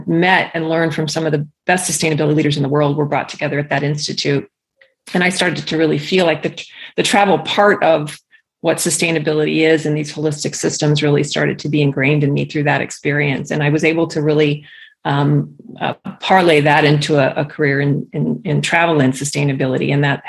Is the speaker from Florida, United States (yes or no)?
yes; Key West, Florida, United States; born there; also born or lived in Biloxi, Mississippi / Ankara, Turkey; And so I was born in Key West, Florida, and I moved to Biloxi, Mississippi, and then I moved to Ankara, Turkey, and it just kept going and going and going.